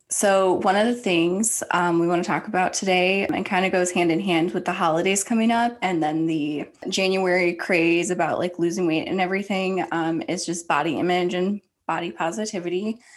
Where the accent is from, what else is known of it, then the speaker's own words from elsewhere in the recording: Ohio, United States; I grew up in Ohio.